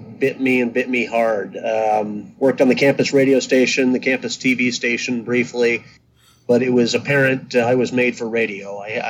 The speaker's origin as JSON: {"language": "English", "town": "North Platte", "region": "Nebraska", "country": "United States", "tie": "born or raised there", "moved": "yes", "lives_now": "Cincinnati, United States", "said": "I grew up in Nebraska."}